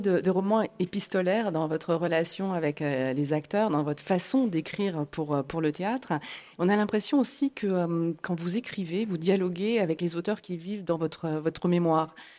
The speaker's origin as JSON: {"language": "French", "country": "France", "said": "chez nous en France"}